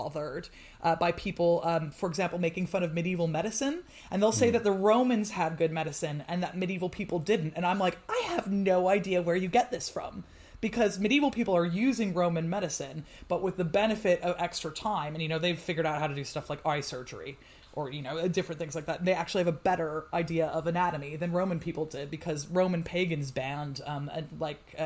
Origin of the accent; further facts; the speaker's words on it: United States; now in United Kingdom; I'm, as you can tell from my accent, originally from the States, and I live in the UK now